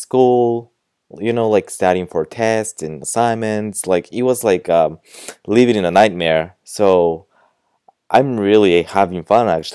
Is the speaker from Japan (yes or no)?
yes; Japan; I'm from Japan